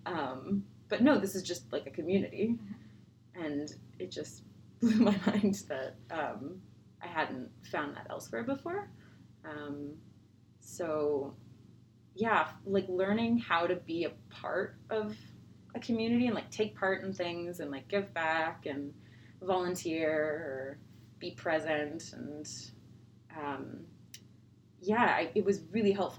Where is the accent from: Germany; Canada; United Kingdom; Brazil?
Canada; Toronto, Ontario; moved away; growing up in Toronto